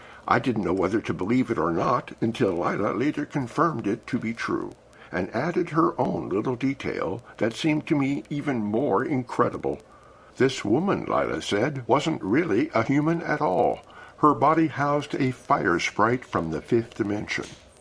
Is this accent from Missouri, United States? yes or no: yes; Missouri, United States; I was born in Missouri